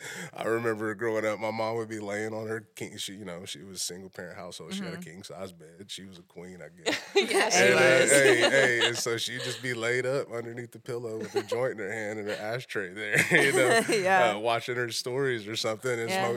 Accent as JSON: {"language": "English", "town": "Shawnee", "region": "Oklahoma", "country": "United States", "tie": "born or raised there", "said": "So I'm from Shawnee."}